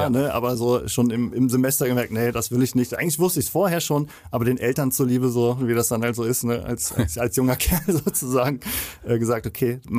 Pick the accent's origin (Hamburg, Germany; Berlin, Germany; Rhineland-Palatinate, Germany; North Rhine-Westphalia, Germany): Rhineland-Palatinate, Germany; Andernach; Ich komme aus Andernach, äh, das ist in der Nähe von Koblenz, so 20 Kilometer entfernt ungefähr.